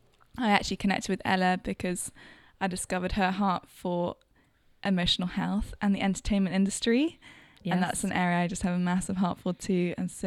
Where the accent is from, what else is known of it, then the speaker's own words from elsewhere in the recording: London, United Kingdom; So, I'm …. I'm from London, and I grew up there all my life. Mm-hmm. Good old born and bred Londoner.